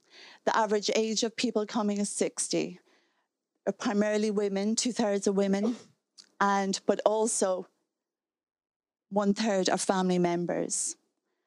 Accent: Donegal, Ulster, Ireland; moved away; I'm from Donegal

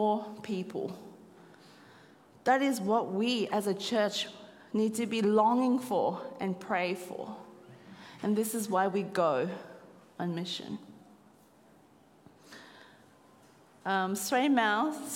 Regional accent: Australia; moved away as an adult; now in Cambodia; as a descendant of Chinese and Vietnamese, but born in Australia

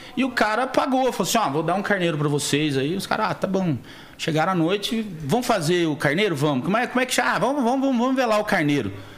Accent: Alfenas, Minas Gerais, Brazil; moved away; nascido e criado em Alfenas, sul de Minas

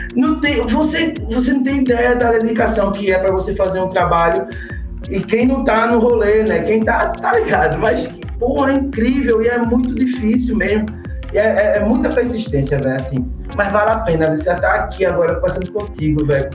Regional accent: Camaragibe, Pernambuco, Brazil; also born or lived in Recife; eu sou de Camaragibe

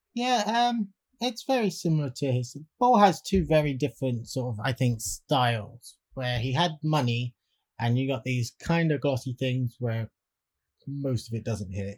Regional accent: Swindon, South West England, United Kingdom; my hometown of Swindon

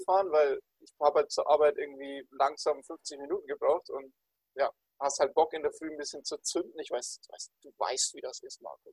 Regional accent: Bavaria, Germany

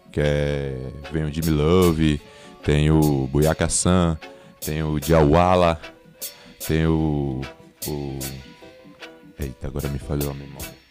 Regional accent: Recife, Pernambuco, Brazil; Sim, sim. Nascido e criado aqui em Recife desde molequinho.

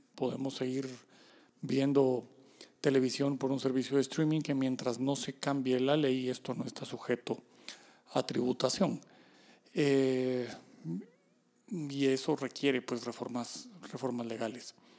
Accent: Guatemala; como guatemaltecos

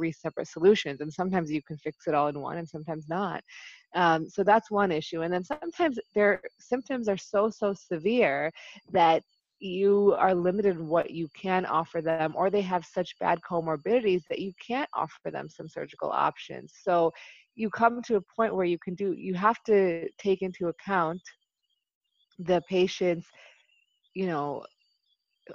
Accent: Buffalo, New York, United States; moved away as an adult; also born or lived in Chicago / Dallas; now in Maryland, United States; I initially am born and raised in Buffalo, New York

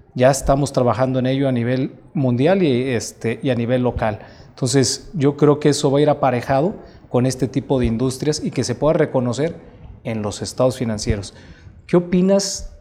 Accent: Mexico; tenemos un compromiso como mexicanos

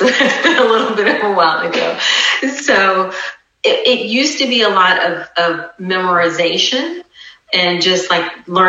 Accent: near Norfolk, Virginia, United States; moved away as an adult; also born or lived in Atlanta, Georgia / Kenya / Greensboro, North Carolina / Durham, North Carolina; my home state of Virginia. So it's in Norfolk, Virginia, actually not far from where I grew up

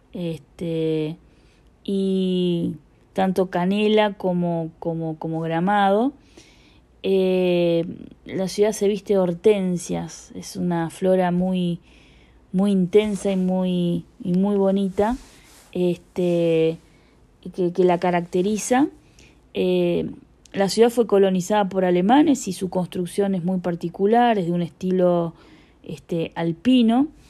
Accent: Punta del Este, Maldonado, Uruguay; soy de Uruguay, específicamente de Punta del Este

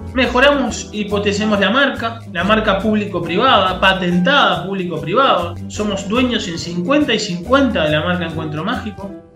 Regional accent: Montevideo, Uruguay; also born or lived in New Zealand / Colonia, Uruguay; yo soy de Montevideo, me fui a vivir a Nueva Zelanda

